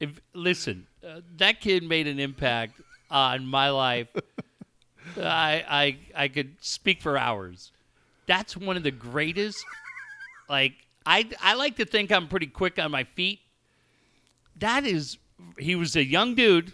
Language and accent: English; Encinitas, California, United States; born or raised there